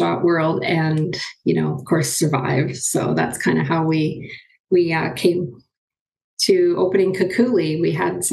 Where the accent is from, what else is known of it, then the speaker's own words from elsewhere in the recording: Nooaitch Indian Band, near Merritt, British Columbia, Canada; I'm from the Nuwaich Indian Band. It's just outside of Merritt, BC